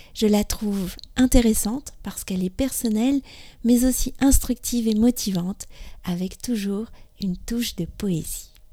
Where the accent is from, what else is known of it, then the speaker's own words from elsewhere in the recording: France; also born or lived in near Paris; je suis française, j'habite près de Paris